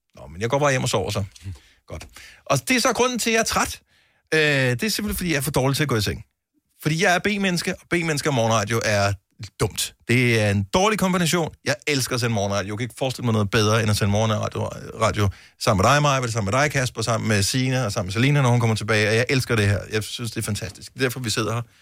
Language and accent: Danish; Bramming, Southern Denmark, Denmark; Fra Bramming. Det er jo, øh, min, den by, jeg boede i, da jeg blev født